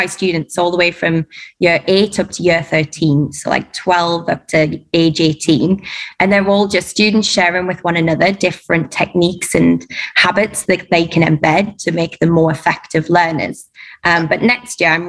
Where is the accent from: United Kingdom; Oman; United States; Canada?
United Kingdom; Durham, North East England; moved away as an adult; now in Dubai, United Arab Emirates; I'm from Durham.